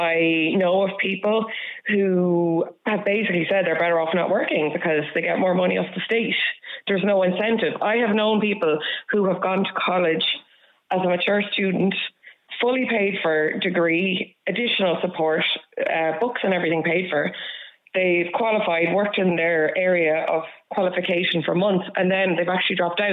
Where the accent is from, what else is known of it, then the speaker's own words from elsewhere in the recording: Dublin, Leinster, Ireland; moved away as an adult; I'm from Dublin and I moved out of Dublin